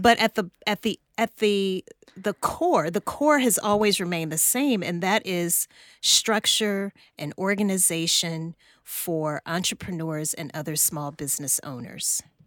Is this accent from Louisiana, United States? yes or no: yes; Louisiana, United States; moved away as an adult; also born or lived in New Orleans, Louisiana; now in Atlanta, United States; I'm from Louisiana originally